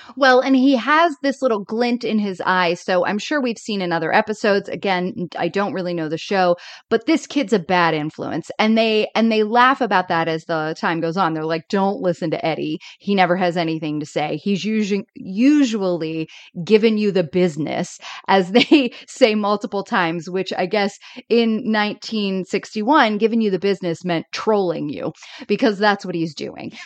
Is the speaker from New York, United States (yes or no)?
no; Florida, United States; I grew up in Florida